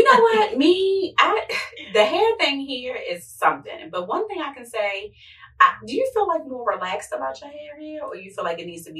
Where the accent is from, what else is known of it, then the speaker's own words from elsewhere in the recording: Baltimore, Maryland, United States; moved away; Like, I'm from Baltimore, so we don't play about our hair.